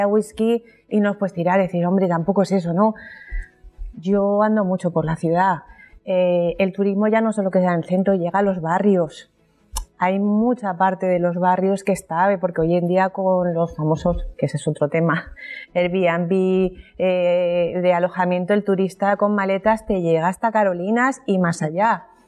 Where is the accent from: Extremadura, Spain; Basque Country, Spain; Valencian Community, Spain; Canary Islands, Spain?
Valencian Community, Spain; Alicante; todos los alicatinos nos concienciemos un poco de querer un poco más nuestro entorno